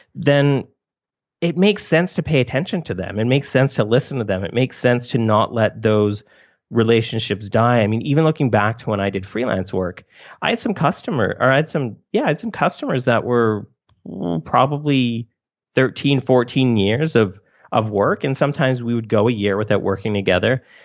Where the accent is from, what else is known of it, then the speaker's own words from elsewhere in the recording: Canada; I'm also Canadian